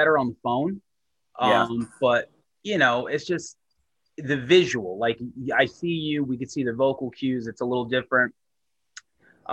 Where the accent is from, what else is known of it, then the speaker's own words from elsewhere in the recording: Selden, New York, United States; I'm from Selden